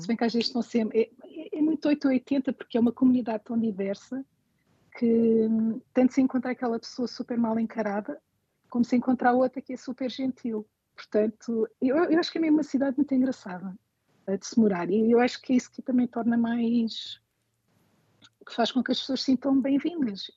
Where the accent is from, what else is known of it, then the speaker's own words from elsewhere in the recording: Lisbon, Portugal; moved away as an adult; now in New York, United States; eu sou de Lisboa